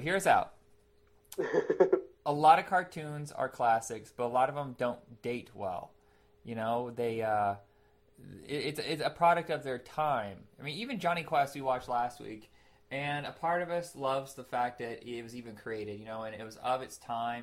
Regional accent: Indiana, United States; now in Portland, United States; I grew up in Indiana

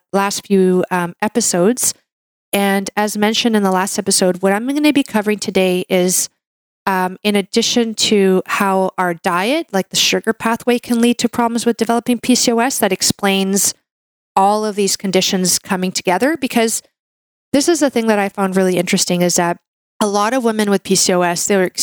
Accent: Canada; I'm a Canadian medical doctor

